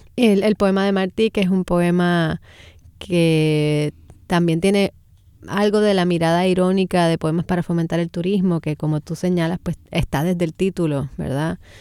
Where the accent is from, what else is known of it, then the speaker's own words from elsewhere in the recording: San Juan, Puerto Rico; moved away as an adult; now in Ponce, Puerto Rico; soy de San Juan y me crié toda la vida acá